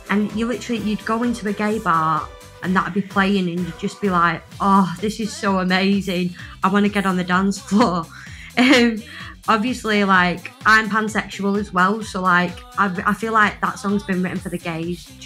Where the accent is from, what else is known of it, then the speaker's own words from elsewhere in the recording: Blackpool, North West England, United Kingdom; I sing uh, metalcore cleans, and I'm from Blackpool.